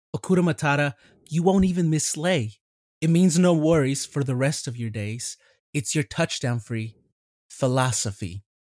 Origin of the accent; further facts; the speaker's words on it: Mexico; moved away; I was born in Mexico